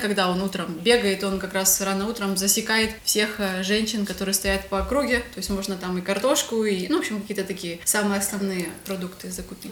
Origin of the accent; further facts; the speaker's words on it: Ukraine; moved away as an adult; also born or lived in Russia / Kyrgyzstan / Georgia; Родилась я в России, э, переехала в Украину. Всю свою сознательную жизнь, э, как бы, в принципе, провела здесь